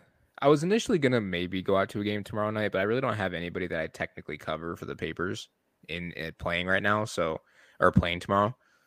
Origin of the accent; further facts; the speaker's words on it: Detroit, Michigan, United States; I'm from Michigan. I'm from Detroit.